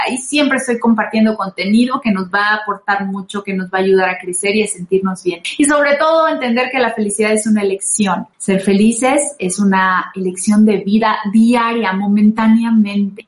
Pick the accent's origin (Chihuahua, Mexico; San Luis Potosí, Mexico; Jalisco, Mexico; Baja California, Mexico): San Luis Potosí, Mexico; Rioverde; moved away as an adult; now in Mexico City, Mexico; soy de Río Verde, San Luis Potosí, pero los últimos 10 años antes de venirme a la Ciudad de México viví en San Luis Potosí